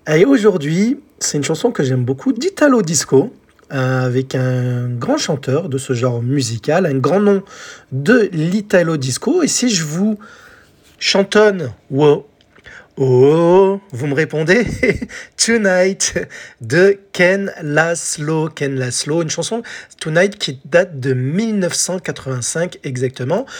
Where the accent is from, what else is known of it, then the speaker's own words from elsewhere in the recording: France; chez nous en France